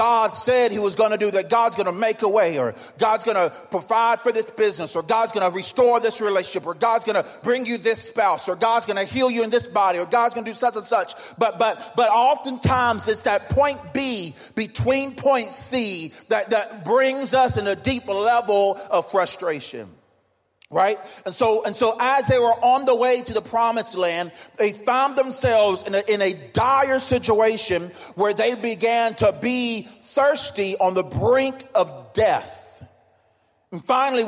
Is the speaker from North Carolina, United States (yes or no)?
yes; North Carolina, United States; I grew up in church in Bible Belt in North Carolina